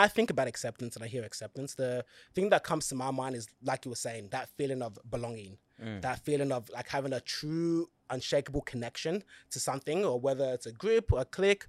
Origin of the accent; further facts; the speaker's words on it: Blacktown, New South Wales, Australia; I was still from Blacktown, the West, but it was more like a hillsy side. Genuine people, no fights, no nothing. Everyone's just so nice.